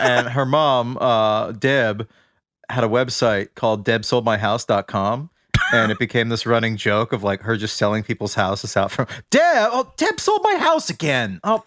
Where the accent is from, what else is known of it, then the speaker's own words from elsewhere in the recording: Central Massachusetts, United States; growing up in Central Mass